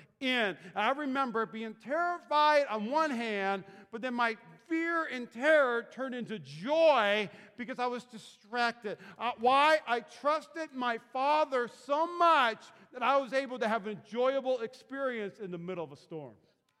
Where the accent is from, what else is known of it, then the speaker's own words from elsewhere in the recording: North Dakota and Minnesota, Midwest, United States; moved away; I grew up in North Dakota and Minnesota